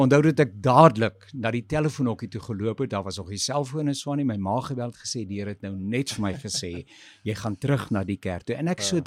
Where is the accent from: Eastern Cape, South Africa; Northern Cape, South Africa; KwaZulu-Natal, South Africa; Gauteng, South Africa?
Gauteng, South Africa; Pretoria; also born or lived in Swane; ek het in Môregloed groot geword.